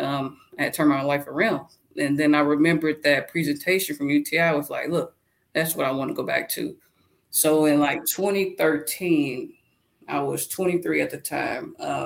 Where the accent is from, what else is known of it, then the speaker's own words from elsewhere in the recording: Lexington, Kentucky, United States; moved away as an adult; also born or lived in Illinois; now in Douglasville, United States; I'm from Lexington, Kentucky, and I live in Douglasville, Georgia